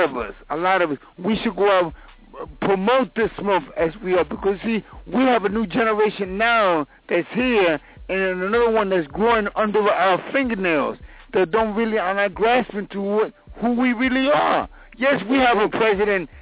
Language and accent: English; Cuba; now in Queens, United States; I was born on the largest island of the Caribbean